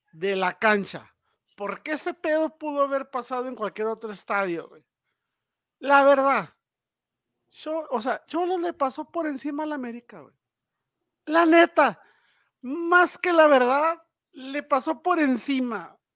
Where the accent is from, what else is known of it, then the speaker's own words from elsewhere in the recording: Mexico; como mexicano